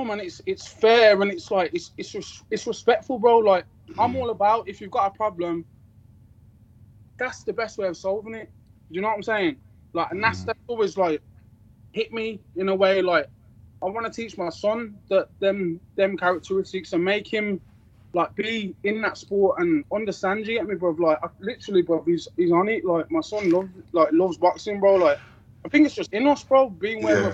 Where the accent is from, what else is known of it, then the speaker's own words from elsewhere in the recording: Birmingham, West Midlands, United Kingdom; I'm from Small Heath